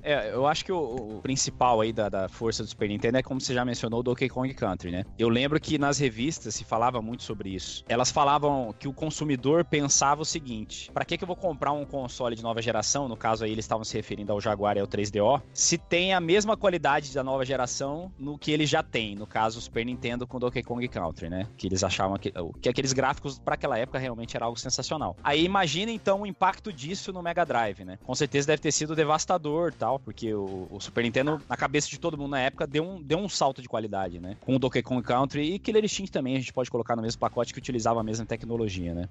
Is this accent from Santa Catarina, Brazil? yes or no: no; Campo Grande, Mato Grosso do Sul, Brazil; Quando voltei pra minha cidade natal, para Campo Grande